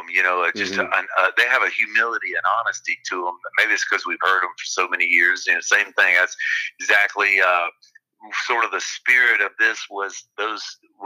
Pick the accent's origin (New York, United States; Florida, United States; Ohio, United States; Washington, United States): Florida, United States; moved away; my home state of Florida